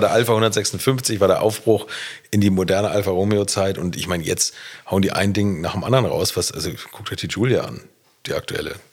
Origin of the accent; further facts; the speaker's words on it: Bad Segeberg, Schleswig-Holstein, Germany; in Bad Segeberg in meiner Heimatstadt